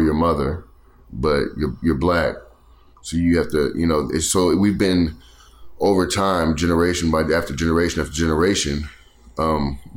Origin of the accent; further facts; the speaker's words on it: the South, Texas, United States; we're from the South